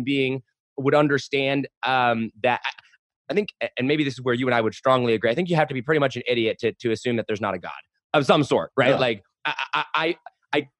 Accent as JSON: {"language": "English", "country": "United States", "tie": "born or raised there", "said": "I grew up in America as a white male"}